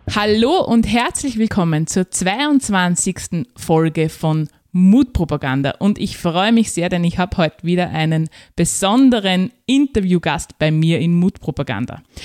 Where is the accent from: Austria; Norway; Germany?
Austria; als Österreicherin